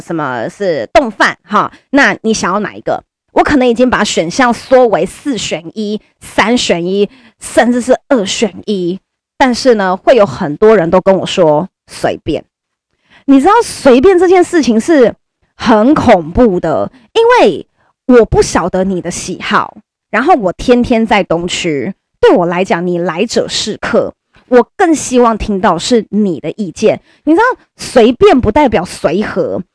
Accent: Taiwan; first language Chinese; 我们都是台湾人，就是中文就是我们的母语，那我们也没有人是留学生，或者我们没有人是从小就住在国外的

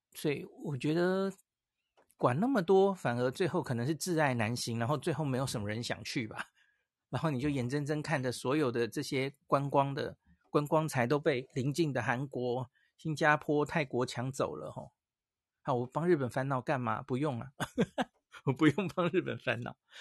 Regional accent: Taiwan; 我从台湾就带了一些，这些感冒药去了哈

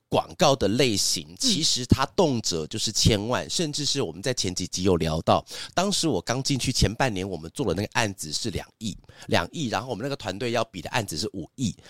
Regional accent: Zhudong, Hsinchu County, Taiwan; moved away; also born or lived in Taipei; 我小时候是住新竹嘛，然后新竹竹东镇，哈，就是在一个偏乡的地方。在乡下的地方，我们的住的地方都是那种透天

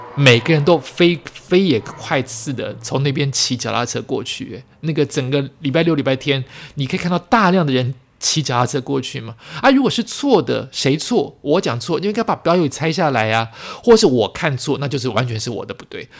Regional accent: New Taipei, Taiwan; 或者是因为这是我的家乡，所以特别有感觉。我本来以为我走家乡这一段会。拍拍不到什么东西，因为都熟悉。

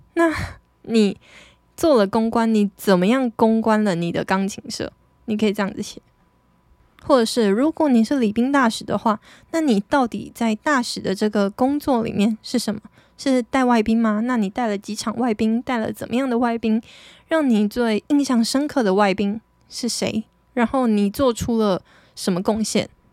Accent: Taitung, Taitung County, Taiwan; moved away; 我的出生的地点就是跟别人比较不一样啊，毕竟，我记得我们现在台东的户籍人口数不到二十万吧，就是，诶，我是二十万分之一耶

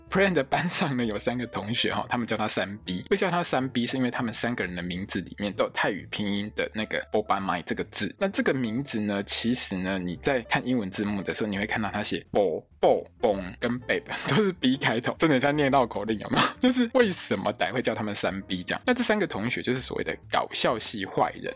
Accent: Taiwan; 就像我们现在很喜欢在台湾，我们常常会讲

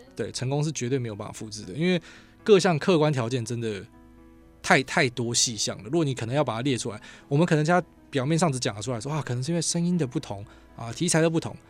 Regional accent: Miaoli County, Taiwan; 我苗栗人

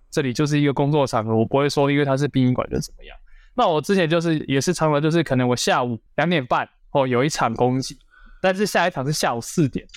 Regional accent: Tainan, Taiwan; also born or lived in Taipei; 我现在回到台南，因为我本身是台南人，那我就回到台南的议员办公室

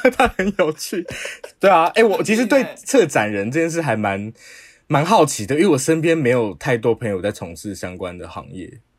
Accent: Taipei, Taiwan; 我们都是台北人

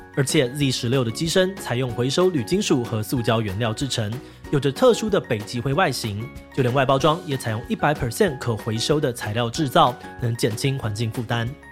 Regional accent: Taiwan; 我们台湾人

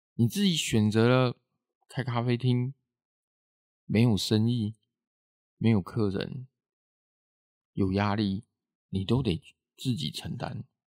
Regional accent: Caotun, Nantou County, Taiwan; also born or lived in Changhua; 连我家乡草屯、彰化都一样的

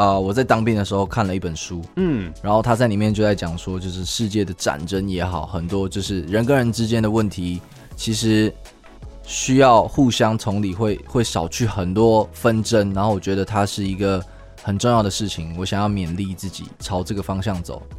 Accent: Taichung, Taiwan; moved away as an adult; now in Taipei, Taiwan; 对，我是台中人。

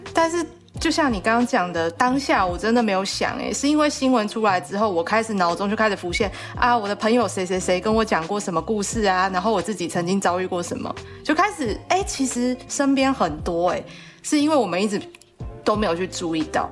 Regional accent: southern Taiwan, Taiwan; moved away; 我是南部来的小孩

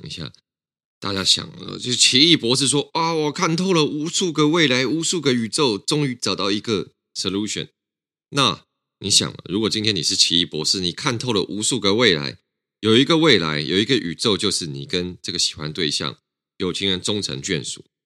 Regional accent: Taiwan; 我们台湾人

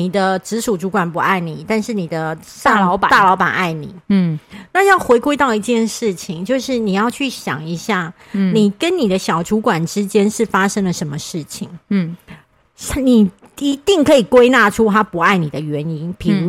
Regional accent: southern Taiwan, Taiwan; 哦，不好意思，你知道我们南部人就是诚实，

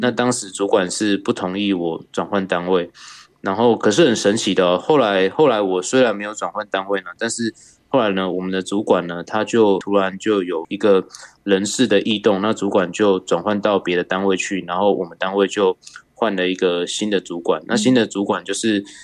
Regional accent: New Taipei, Taiwan; 我是来自新北市的

